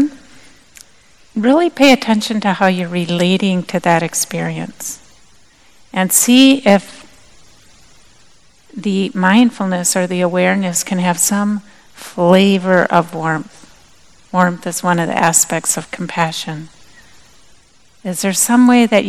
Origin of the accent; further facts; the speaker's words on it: Minnesota, United States; moved away; also born or lived in Madison, Wisconsin; I'm originally from Minnesota